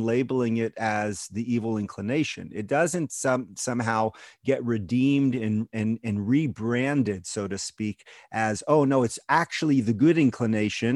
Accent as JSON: {"language": "English", "town": "Houston", "region": "Texas", "country": "United States", "tie": "born or raised there", "moved": "as an adult", "lives_now": "Israel", "said": "the conservative synagogue that I grew up in Houston, Texas"}